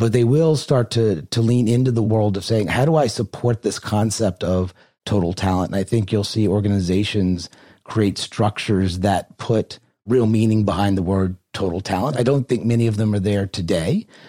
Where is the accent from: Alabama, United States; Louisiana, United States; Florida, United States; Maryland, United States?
Louisiana, United States; New Orleans; I grew up in New Orleans, Louisiana, and my family was very Catholic